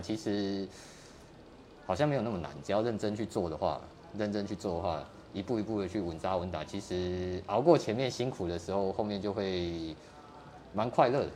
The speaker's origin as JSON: {"language": "Chinese", "region": "Kaohsiung", "country": "Taiwan", "tie": "born or raised there", "said": "在高雄，在儿子寮，儿子寮。嗯，那时候没像现在开发那么那么多啊"}